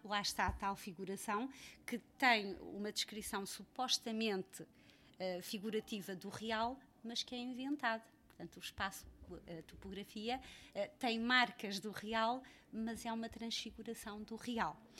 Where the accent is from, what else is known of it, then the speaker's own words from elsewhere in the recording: Freixo de Espada à Cinta, Bragança District, Portugal; moved away; also born or lived in Mozambique; nasci em Moçambique e cresci em Freixo Espada à Cinta